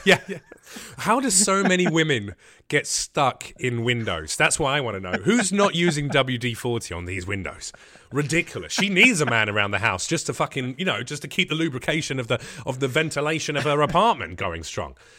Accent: England, United Kingdom; accent: English; now in United States; Everyone wants to do their English accent when they meet me

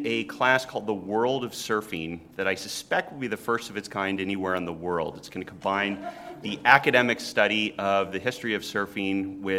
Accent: California, United States; now in Duluth, United States; growing up in California.

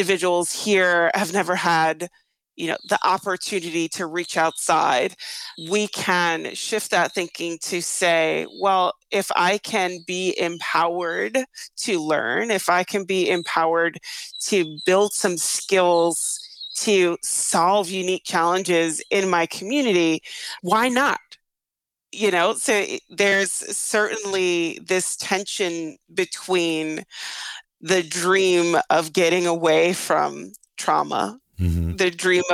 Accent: New York City, New York, United States; moved away; I grew up in Brownsville, Brooklyn, when Brownsville, Brooklyn was the murder capital of the United States.

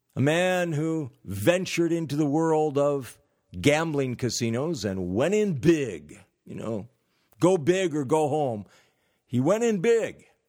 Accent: California, United States; I'm from California

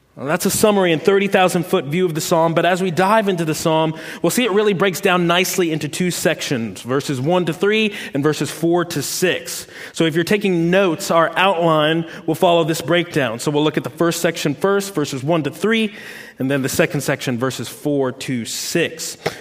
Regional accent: Washington, District of Columbia, United States; moved away as an adult; now in the South, United States; I'm from Washington, D.C., uh, moving to the South

